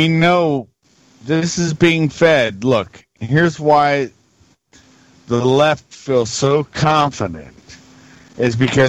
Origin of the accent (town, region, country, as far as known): United States